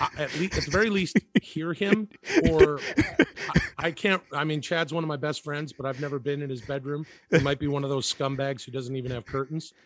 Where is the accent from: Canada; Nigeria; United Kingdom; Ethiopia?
Canada; I grew up in Canada